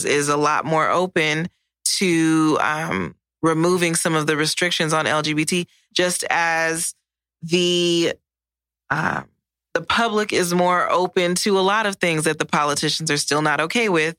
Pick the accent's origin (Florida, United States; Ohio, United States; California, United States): California, United States; Los Angeles; moved away as an adult; now in Texas, United States; From California, what part? And Los Angeles